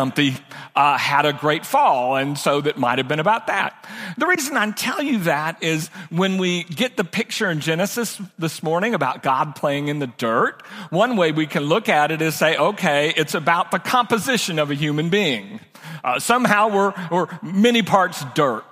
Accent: Oakland, California, United States; I was born in Oakland, California, raised most of my life in cities

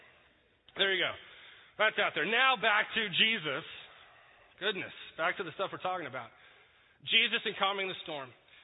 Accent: Texas, United States; I'm from Texas. I'm not from here.

